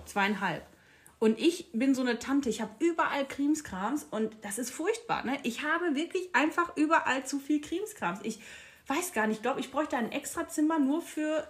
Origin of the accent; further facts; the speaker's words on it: Castrop-Rauxel, North Rhine-Westphalia, Germany; accent: Ruhrpott; ich komme ja aus dem kleinen Dorf Castrop-Rauxel